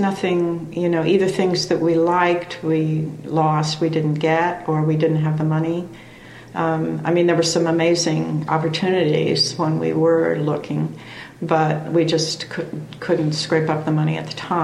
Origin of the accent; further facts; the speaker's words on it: Columbus, Ohio, United States; also born or lived in New York City / Bucks County, Pennsylvania; now in Philadelphia, United States; I was born and raised in Columbus, Ohio